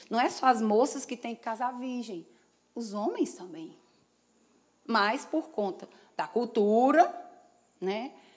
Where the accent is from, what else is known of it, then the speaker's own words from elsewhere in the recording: Ceará, Brazil; como um bom cearense